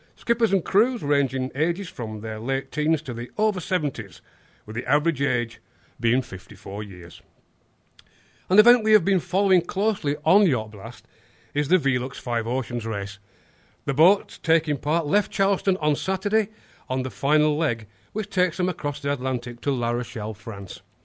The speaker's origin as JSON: {"language": "English", "region": "England", "country": "United Kingdom", "said": "I, as an Englishman"}